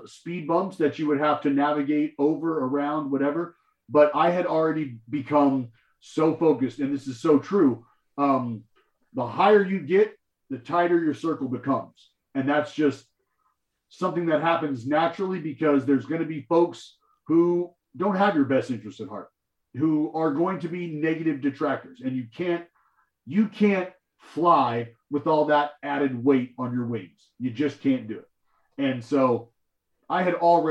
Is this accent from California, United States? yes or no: yes; Stockton, California, United States; also born or lived in Lubbock, Texas; I lived in my hometown in Stockton, California